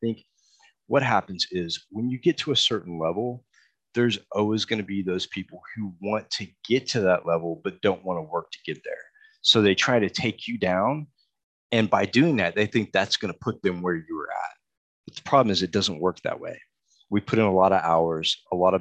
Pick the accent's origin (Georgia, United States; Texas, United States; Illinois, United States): Texas, United States; I'm from Texas too. We call it frijoles. I'm from Texas.